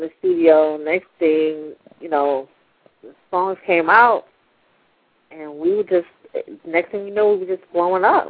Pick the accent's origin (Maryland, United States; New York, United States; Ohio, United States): New York, United States; New York City; growing up in New York